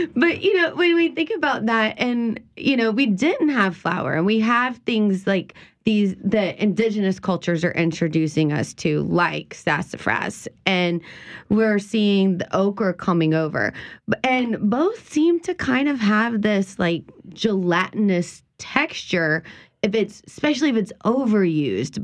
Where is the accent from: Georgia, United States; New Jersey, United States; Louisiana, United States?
Louisiana, United States; South; the things that we grew up here in South Louisiana